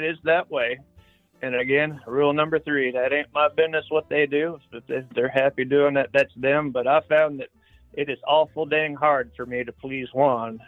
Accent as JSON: {"language": "English", "region": "Tennessee", "country": "United States", "moved": "yes", "lives_now": "South Central Illinois, United States", "said": "I'm real hillbilly from Tennessee. That's home base is Tennessee"}